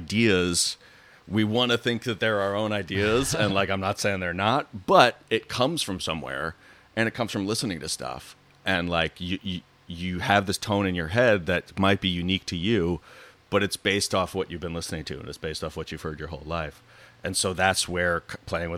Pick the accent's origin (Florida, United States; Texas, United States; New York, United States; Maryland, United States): New York, United States; moved away as an adult; also born or lived in Chicago; I went to Northwestern University after growing up in New York